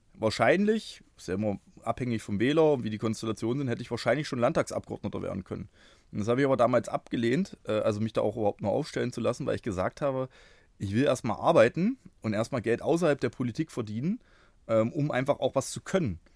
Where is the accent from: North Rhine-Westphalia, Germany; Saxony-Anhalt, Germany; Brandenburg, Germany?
Saxony-Anhalt, Germany; Bernburg; moved away as an adult; also born or lived in Halle (Saale); now in Halle, Germany; Bin, ähm, geboren in Bernburg. Das ist gar nicht so weit weg von hier. Bin aber jetzt seit, äh, fast mehr als zwanzig Jahren hier in Halle unterwegs